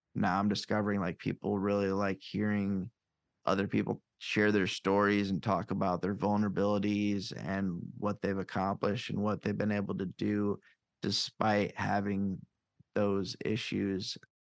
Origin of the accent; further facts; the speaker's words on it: Davenport, Iowa, United States; also born or lived in Chicago area / Cedar Falls, Iowa; Iowa is home. I'm born and raised here